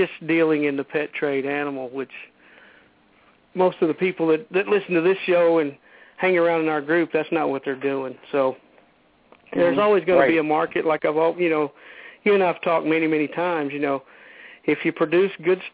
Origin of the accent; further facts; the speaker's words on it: Midland, Texas, United States; also born or lived in Fort Davis, Texas; I moved away from Fort Davis and to Midland, Texas